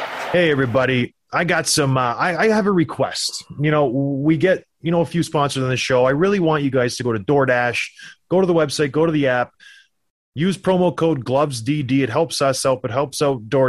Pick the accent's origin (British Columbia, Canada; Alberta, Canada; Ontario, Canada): Ontario, Canada; I'm from Ontario